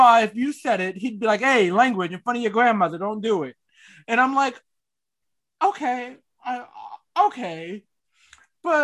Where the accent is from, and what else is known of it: Knightdale / Wendell area, North Carolina, United States; born or raised there